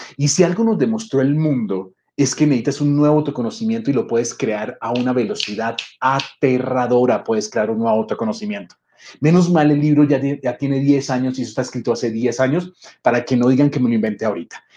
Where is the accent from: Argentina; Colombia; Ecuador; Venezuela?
Colombia; Bogotá; moved away as an adult; also born or lived in Mexico City, Mexico; Yo soy bogotano, soy colombiano, pero vivía en la Ciudad de México